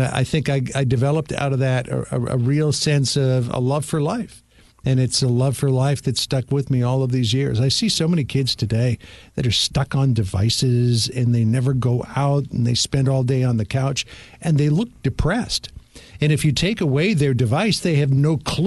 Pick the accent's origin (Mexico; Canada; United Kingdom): Canada; Toronto, Ontario; moved away as an adult; now in United States; I grew up in Toronto